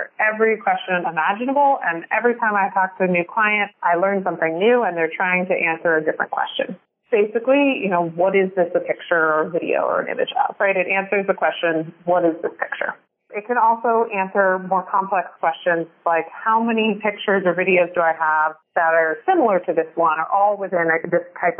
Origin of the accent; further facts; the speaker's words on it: California, United States; my home state of drought-stricken California